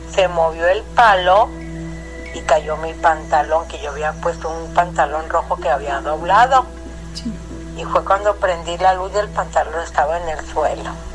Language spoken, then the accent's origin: Spanish; Durango, Mexico; moved away; also born or lived in Mexico City; yo nací en Durango